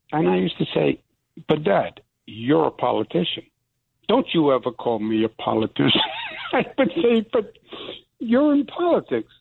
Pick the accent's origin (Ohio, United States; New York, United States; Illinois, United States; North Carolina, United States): New York, United States; I'm from New York.